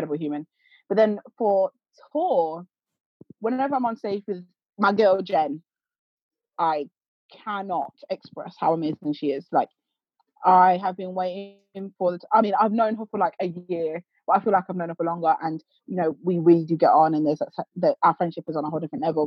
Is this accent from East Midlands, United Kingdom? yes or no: yes; Leicester, East Midlands, United Kingdom; I'm from Leicester